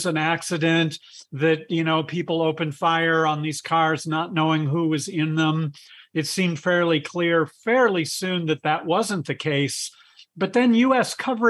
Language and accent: English; Michigan, United States; moved away; when I was a kid growing up in Michigan